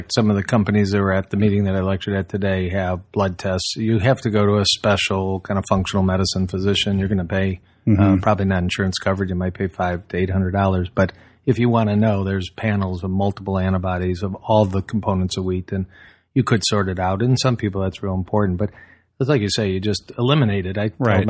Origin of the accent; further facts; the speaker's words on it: Southfield, Michigan, United States; Born and raised in suburbia about, 40 minutes from where you are, Southfield.